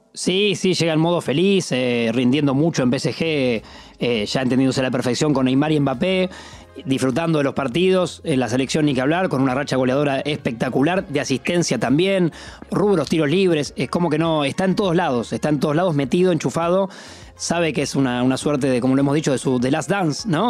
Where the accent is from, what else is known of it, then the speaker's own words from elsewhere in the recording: Argentina; como argentinos